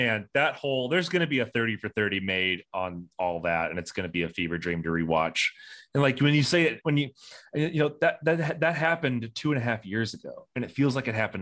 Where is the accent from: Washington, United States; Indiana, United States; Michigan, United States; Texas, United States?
Indiana, United States; I'm from Indiana. I'm a proud Hoosier